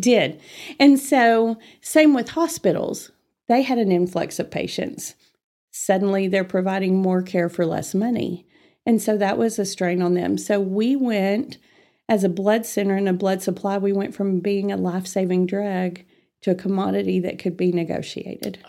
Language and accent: English; Amarillo, Texas, United States; I was born and raised in Amarillo, and, uh, I, without revealing my age, uh, I've been here all my life